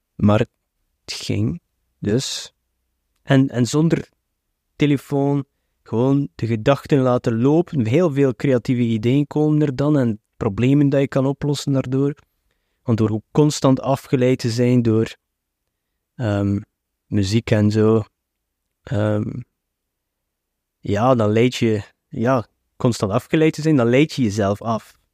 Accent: West Flanders, Belgium; ik ben ook een West-Vlaming

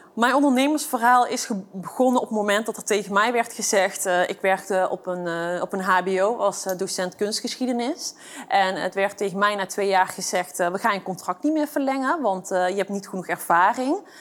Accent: Eindhoven, North Brabant, Netherlands; Ik ben opgegroeid in eh, Eindhoven, in een eh, achterstandswijk. En eh, daar kom ik vandaan. En ik ben een geboren en getogen Eindhovenaar.

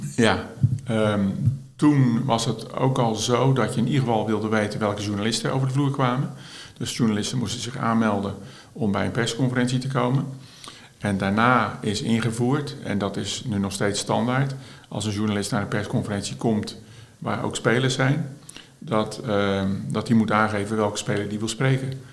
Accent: Schiedam, South Holland, Netherlands; ik ben eh, geboren en getogen in Schiedam.

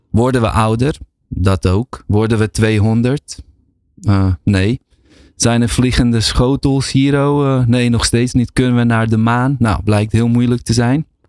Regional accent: Netherlands; also born or lived in Bosnia; schouw mezelf wel als gewoon Nederlander. Iemand die hier opgegroeid is en woont

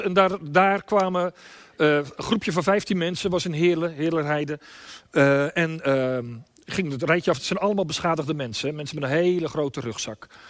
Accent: Limburg, Netherlands; bij ons in Limburg

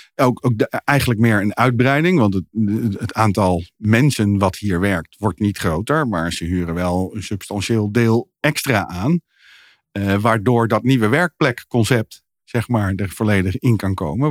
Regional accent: Netherlands; als Nederlanders

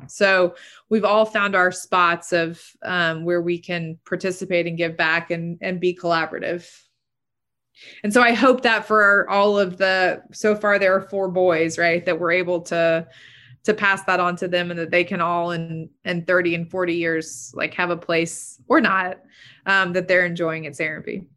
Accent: Chattahoochee Hills, Georgia, United States; I grew up in Chat Hills when there was, you know, nada, there was nothing.

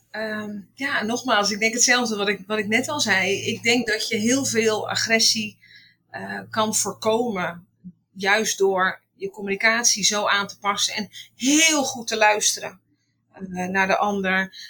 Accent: Utrecht, Netherlands; now in Sneek, Netherlands; geboren in Utrecht

